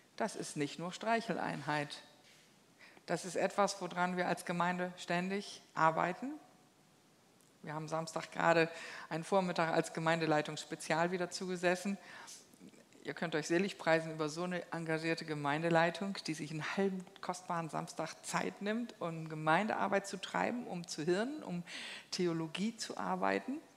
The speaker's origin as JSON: {"language": "German", "country": "Germany", "said": "bei uns in Deutschland"}